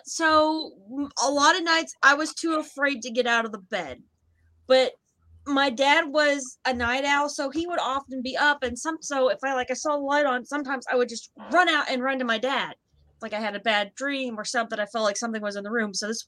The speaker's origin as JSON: {"language": "English", "region": "West Virginia", "country": "United States", "said": "we're from West Virginia"}